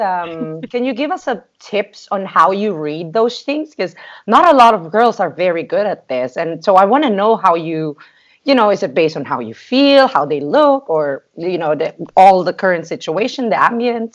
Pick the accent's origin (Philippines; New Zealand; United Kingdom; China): Philippines; I'm from a third world country